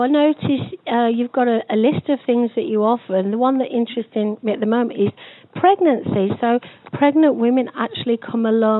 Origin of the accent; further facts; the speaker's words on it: England, United Kingdom; when I was a young girl growing up in England